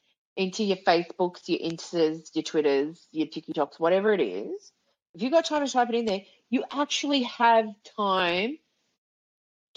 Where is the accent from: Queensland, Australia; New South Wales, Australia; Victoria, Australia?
New South Wales, Australia; Sydney; I was from Sydney